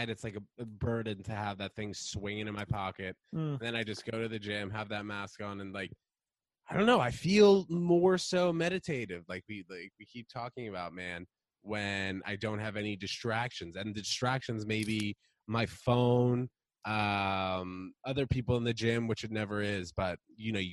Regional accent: New York City, New York, United States; born or raised there; also born or lived in New Brunswick, New Jersey

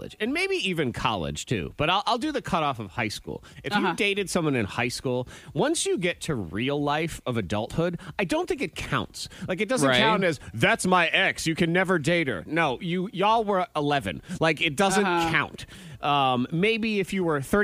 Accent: New England, United States; now in the South, United States; I grew up in New England for a while

